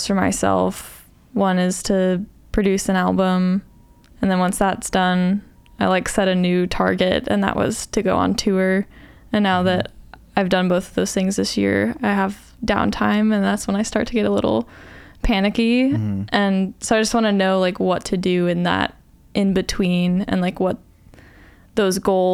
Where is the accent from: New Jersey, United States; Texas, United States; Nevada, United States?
Nevada, United States; Las Vegas; moved away as an adult; my hometown